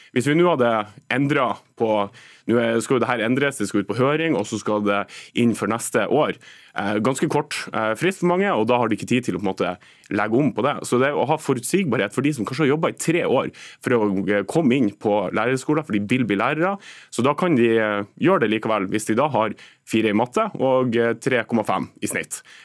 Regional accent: Nordland, Norway; der jeg kommer fra Nordland

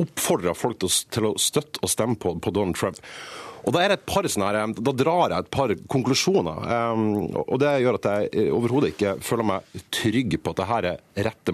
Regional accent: Norway; jeg er norsk og ikke amerikaner

